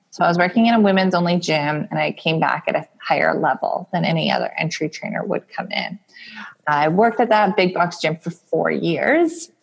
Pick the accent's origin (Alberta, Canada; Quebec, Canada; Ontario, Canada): Alberta, Canada; I'm from Alberta, Canada, where we had a hit recently with oil and gas.